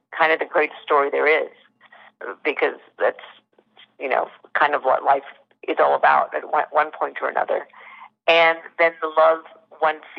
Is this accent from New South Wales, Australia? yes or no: yes; Sydney, New South Wales, Australia; I was born and raised in Sydney